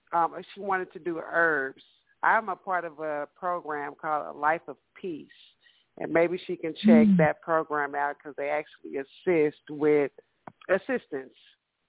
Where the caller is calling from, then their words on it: Dallas, Texas, United States; I'm Miss … from Dallas.